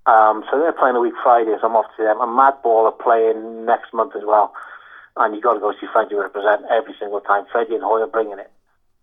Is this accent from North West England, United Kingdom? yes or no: yes; Liverpool, North West England, United Kingdom; now in Wales; I'm a Scouser, mate.